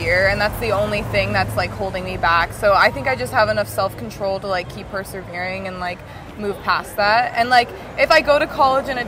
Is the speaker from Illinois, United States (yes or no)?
no; San Juan Islands, Washington, United States; I'm from the San Juans in Washington